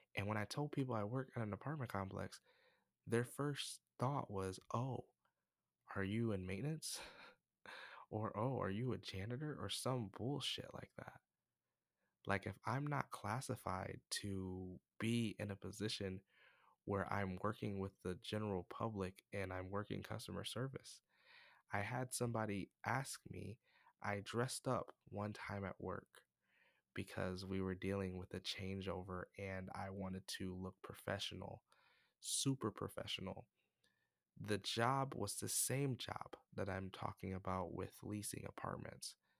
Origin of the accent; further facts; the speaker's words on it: United States; I'm from America, by the way, I'm not from Africa